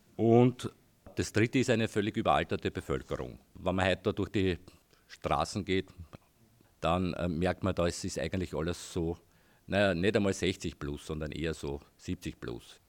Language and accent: German; Heidenreichstein, Lower Austria, Austria; ich komme aus Heidenreichstein, war dort irgendwie auch politisch aktiv über zehn Jahre Gemeinderat der alternativen Liste in Heidenreichstein